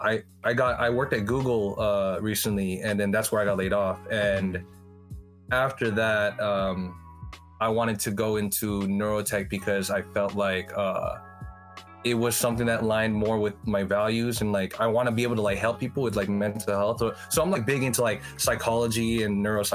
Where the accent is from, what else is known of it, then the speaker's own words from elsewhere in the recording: Daly City, California, United States; I'm a rapper from Daly City